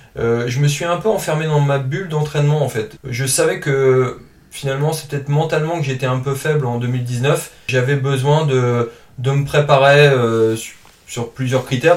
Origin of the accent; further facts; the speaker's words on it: Calais, Hauts-de-France, France; also born or lived in Lille suburbs; now in Lille, France; je viens de la région du Nord, je suis originaire de Calais.